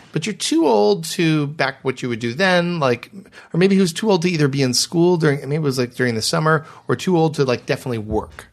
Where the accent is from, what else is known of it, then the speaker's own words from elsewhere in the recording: Michigan, United States; I'm from Michigan